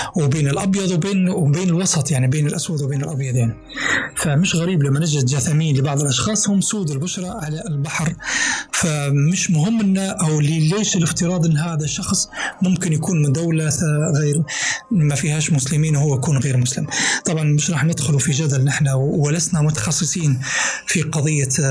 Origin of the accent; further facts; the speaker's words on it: Libya; بلدنا ليبيا